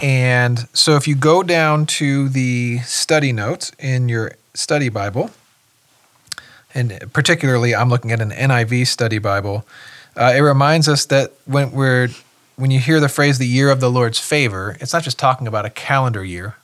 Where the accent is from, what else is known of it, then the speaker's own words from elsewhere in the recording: West Windsor, New Jersey, United States; moved away; my hometown is West Windsor, New Jersey